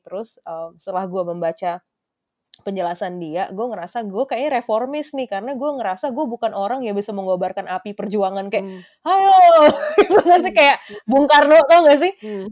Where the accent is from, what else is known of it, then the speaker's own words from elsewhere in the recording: Indonesia; gue orang Indonesia